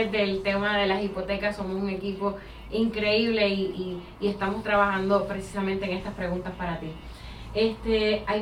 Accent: Puerto Rico; now in Florida, United States; Y es que habemos muchas personas acá en la Florida que venimos de Puerto Rico, de otros lugares.

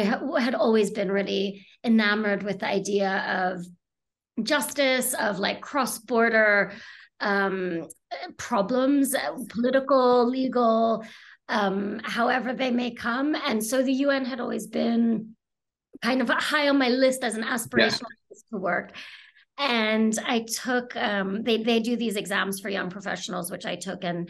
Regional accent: United States; moved away as an adult; now in United Kingdom; I'm from the US originally, and I came to the UK originally to do my third year of university, junior year abroad, as they say in the US. And I essentially stayed

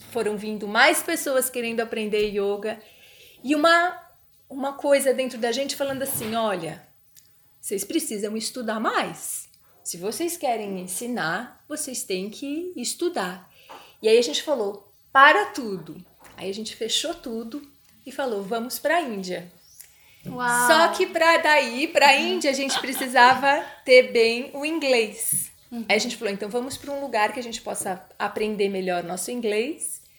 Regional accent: São Paulo, Brazil; moved away as an adult; now in Florianópolis, Brazil; a gente é de São Paulo

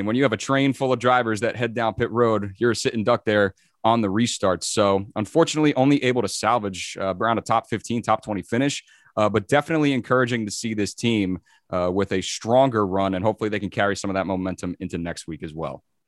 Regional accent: New Jersey, United States; as a New Jerseyan

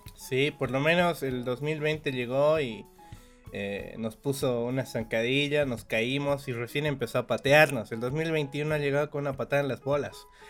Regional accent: Bolivia; Somos bolivianos de, a todo corazón nosotros

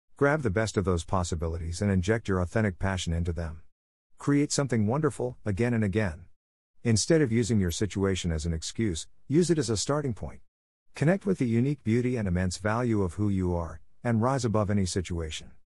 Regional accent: Luapula Province, Zambia; growing up in Luapula province of the Republic of Zambia

